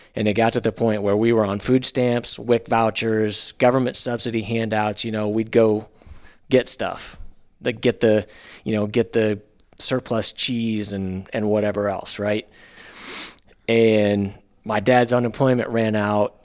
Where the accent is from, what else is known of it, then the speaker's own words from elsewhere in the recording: Northwest Arkansas, United States; I grew up in Northwest Arkansas